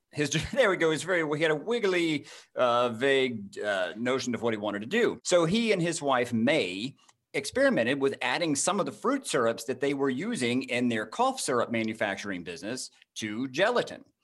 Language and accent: English; Jasper, Georgia, United States; born or raised there